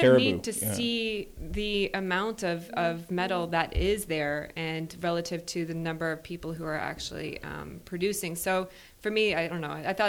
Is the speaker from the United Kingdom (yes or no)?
no; Newfoundland and Labrador, Canada; I'm from Newfoundland, everyone.